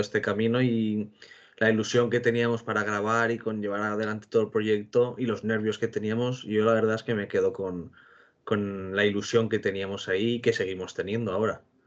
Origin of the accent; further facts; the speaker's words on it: Castellón de la Plana, Valencian Community, Spain; soy de Castellón